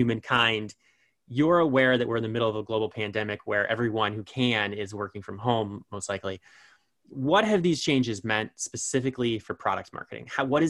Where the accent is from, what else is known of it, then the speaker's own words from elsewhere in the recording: Elkhart, Indiana, United States; I'm from Elkhart.